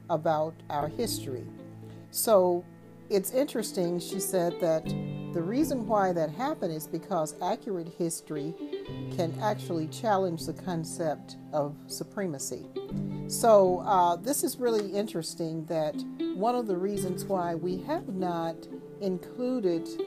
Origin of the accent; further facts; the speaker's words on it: Mississippi, United States; I'm originally from Mississippi